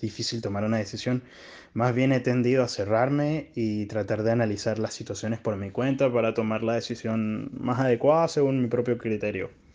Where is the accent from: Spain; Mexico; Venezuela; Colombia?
Venezuela; now in Chile; soy un venezolano que está residiendo en Chile